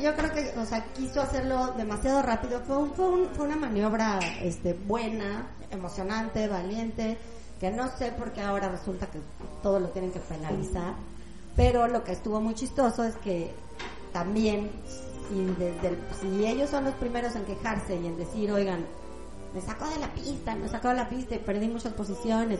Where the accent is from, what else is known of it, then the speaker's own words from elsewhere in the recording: Mexico; nosotros que crecimos en México